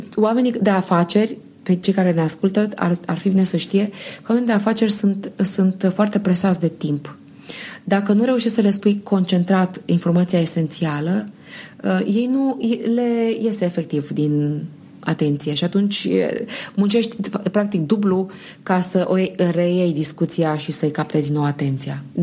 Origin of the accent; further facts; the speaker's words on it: Romania; eu eram din România